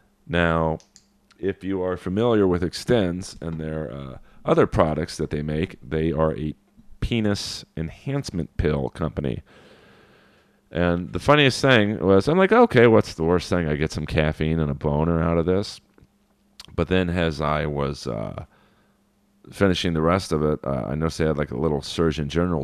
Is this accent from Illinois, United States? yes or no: no; Los Angeles, California, United States; I grew up in Los Angeles